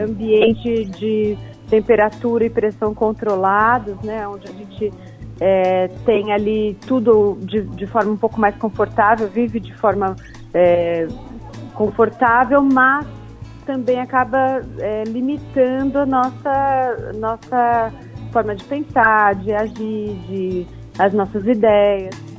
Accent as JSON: {"language": "Portuguese", "town": "Ribeirão Preto", "region": "São Paulo", "country": "Brazil", "moved": "yes", "lives_now": "São Paulo, Brazil", "said": "Eu sou de Ribeirão Preto, que é uma cidade do interior de São Paulo"}